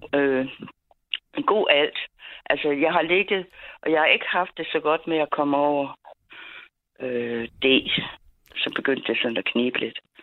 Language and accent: Danish; Funen, Southern Denmark, Denmark; vi kommer fra Fyn